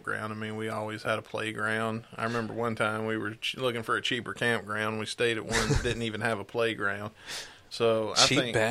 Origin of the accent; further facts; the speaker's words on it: Booneville, Mississippi, United States; now in Jefferson City, United States; I was from Boonville, Mississippi.